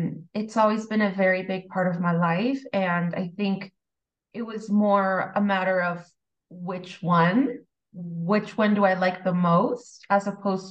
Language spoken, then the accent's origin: English; San Diego, California, United States; I grew up in San Diego.